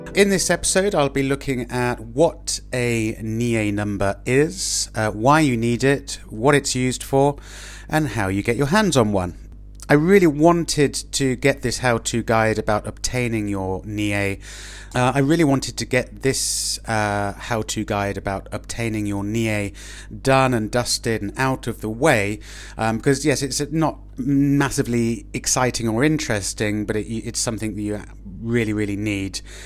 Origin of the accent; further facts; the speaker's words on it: Oxford, South East England, United Kingdom; moved away as an adult; now in Madrid, Spain; I'm speaking to you from my hometown of Oxford in England